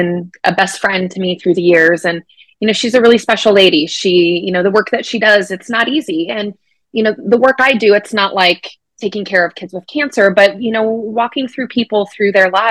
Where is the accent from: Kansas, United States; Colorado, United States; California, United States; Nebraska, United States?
Colorado, United States; now in Minnesota, United States; I was born and raised in Colorado. I'm a sixth generation native.